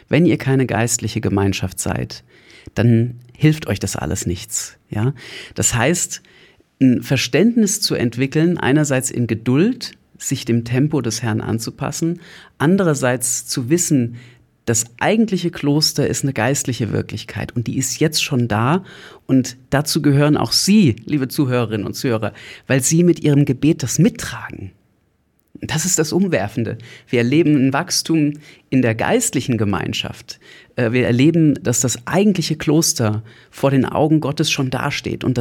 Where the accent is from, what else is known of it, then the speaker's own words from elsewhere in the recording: Hesse, Germany; also born or lived in Berlin; Ich bin selber Deutscher aus der Nähe von Frankfurt am Main und äh, habe nach dem Abitur Betriebswirtschaft studiert